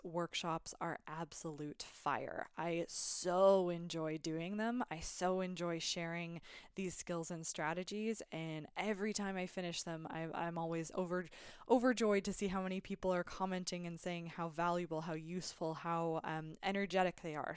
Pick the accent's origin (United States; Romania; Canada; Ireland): Canada; I'm a Canadian